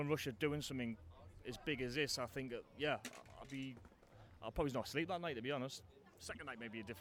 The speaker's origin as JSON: {"language": "English", "town": "Farringdon", "region": "North East England", "country": "United Kingdom", "tie": "born or raised there", "moved": "yes", "lives_now": "Manchester, United Kingdom", "said": "Yeah, yeah, uh, born and raised in Farringdon all my life, uh, pretty much. But I've lived in uh, Manchester for the past 10 years, so it's nice to be home for"}